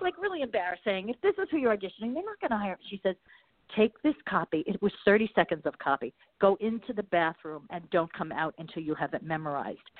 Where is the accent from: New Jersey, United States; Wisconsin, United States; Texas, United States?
New Jersey, United States; Bergenfield; moved away as an adult; also born or lived in Malibu; now in Marina del Rey, United States; I grew up in New Jersey, but I not near the water in Bergenfield